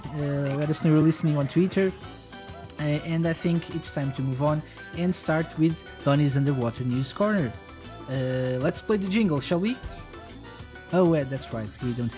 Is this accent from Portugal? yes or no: yes; Portugal; I'm from Portugal